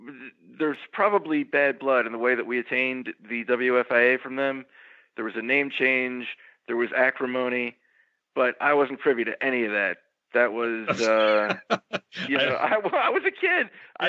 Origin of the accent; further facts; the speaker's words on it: Florida, United States; also born or lived in New Jersey; But I'm from New Jersey originally. I moved to Florida